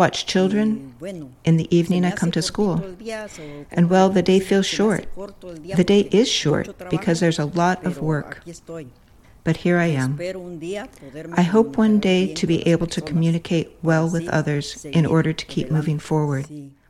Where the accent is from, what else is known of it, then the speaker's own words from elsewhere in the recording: Putla de Guerrero, Oaxaca, Mexico; moved away as an adult; now in United States; I'm originally from Putla de Guerrero, Oaxaca